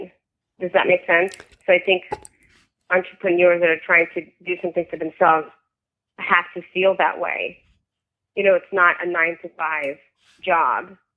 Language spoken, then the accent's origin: English; New York, United States; also born or lived in Soviet Union; I was born in the Soviet Union and I grew up in New York